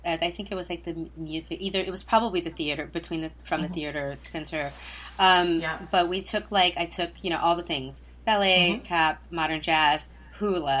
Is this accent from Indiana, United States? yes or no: no; Flint, Michigan, United States; I grew up on the north side of Flint